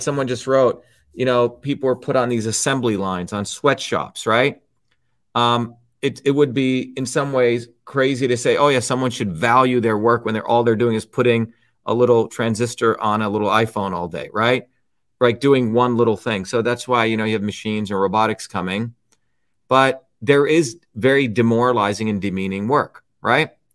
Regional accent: New Jersey, United States; When I was growing up in New Jersey

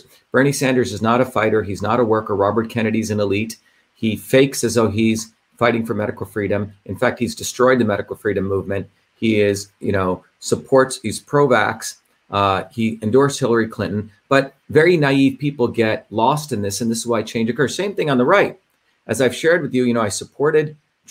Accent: India; I grew up in India

